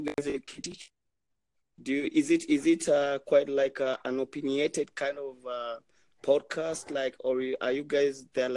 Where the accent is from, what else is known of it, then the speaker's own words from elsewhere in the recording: Kenya; I'm Kenyan, I'm from Kenya.